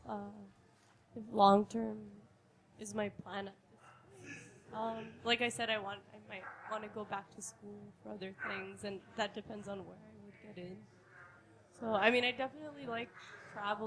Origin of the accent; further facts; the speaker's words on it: Salinas, California, United States; right now, home is Salinas.